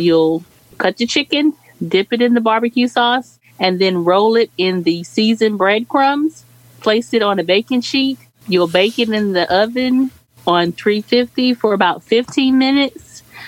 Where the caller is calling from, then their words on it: Jacksonville, Florida, United States; This is … from Jacksonville, Florida.